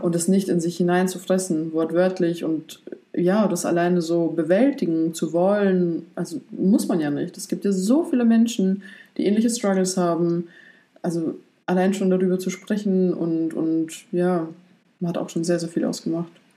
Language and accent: German; Poland; moved away; Ich komme gebürtig aus Polen